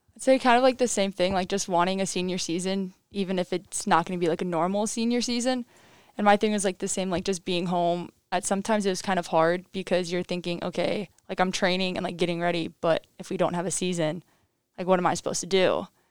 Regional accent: Crystal River, Florida, United States; moved away; I'm from Crystal River, Florida

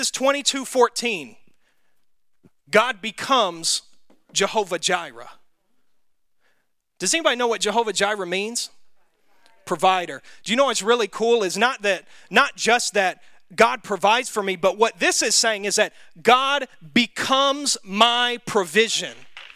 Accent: the South, United States; accent: Southern; That's my southern accent coming out too. It's like southern Hebrew.

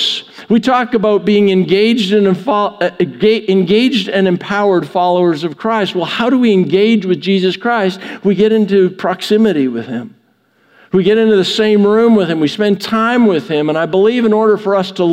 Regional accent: Canada; now in United States; I grew up in Canada. I didn't grow up near American football.

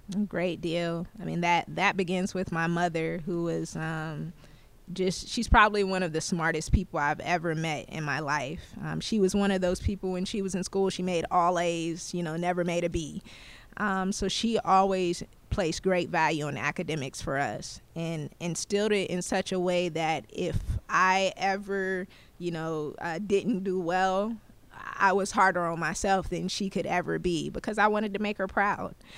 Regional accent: Moncks Corner, South Carolina, United States; now in Clarksville, United States; a small town by the name of Monk's Corner, South Carolina is actually, uh, where I'm from

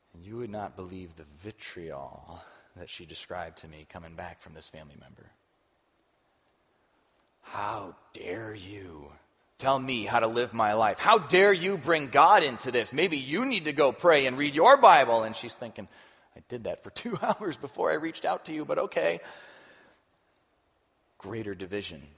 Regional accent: Chicago, Illinois, United States; now in Cincinnati, United States; I grew up around Chicago

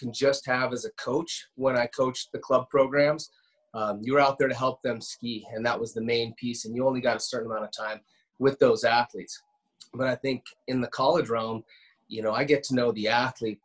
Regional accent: Steamboat Springs, Colorado, United States; I was born and raised there to begin with, and my entire adolescence, growing up on Howlison Hill

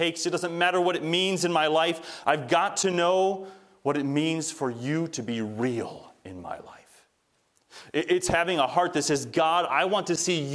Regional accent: United States; we as American believers

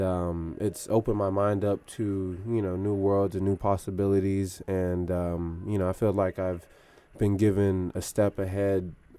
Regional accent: Stone Mountain, Georgia, United States; moved away; I was born in Stone Mountain, which is in Atlanta

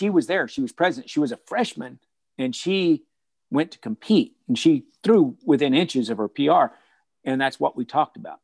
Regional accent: Texas, United States; moved away as an adult; growing up in Texas, culture's a little bit different

